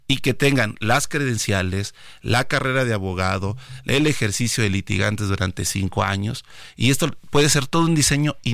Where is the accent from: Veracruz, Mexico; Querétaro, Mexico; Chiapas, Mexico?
Chiapas, Mexico; Lo que quiero es eh, motivar y participar a mi pueblo, el pueblo de Chiapas, que asista